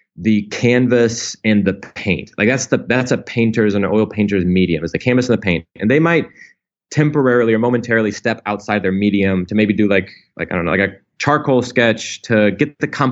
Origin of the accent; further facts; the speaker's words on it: Indianapolis, Indiana, United States; I grew up in Indiana, in Indianapolis.